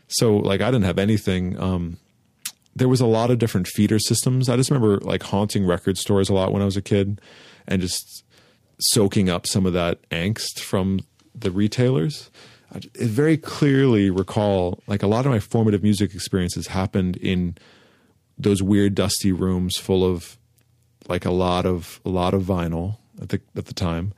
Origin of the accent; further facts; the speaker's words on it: Santa Monica, California, United States; Santa Monica, where I grew up on Southside Santa Monica, was very much Dogtown